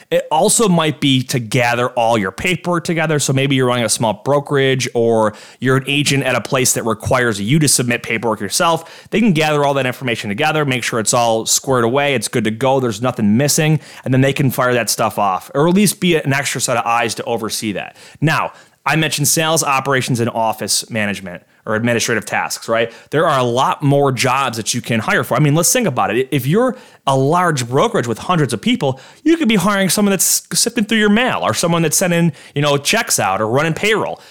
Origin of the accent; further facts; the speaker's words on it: Orchard Park, New York, United States; the village of Orchard Park. It's my hometown here